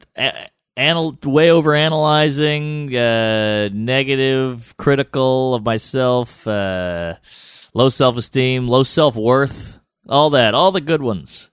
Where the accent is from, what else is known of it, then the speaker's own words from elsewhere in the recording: New Orleans, Louisiana, United States; I'm from New Orleans